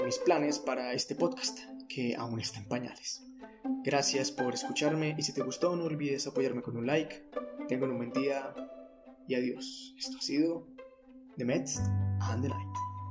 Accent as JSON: {"language": "Spanish", "region": "Antioquia", "country": "Colombia", "also_born_or_lived": "Medellín", "said": "soy de Colombia, más específicamente de Antioquia y resido en Medellín"}